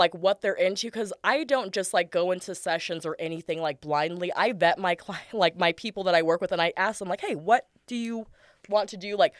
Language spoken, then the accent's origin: English; San Diego, California, United States; also born or lived in Escondido, California; born and raised in San Diego.